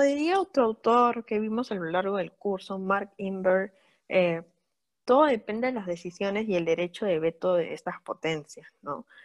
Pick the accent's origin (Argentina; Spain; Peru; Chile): Peru; nosotros estamos familiarizadas con esto como peruanas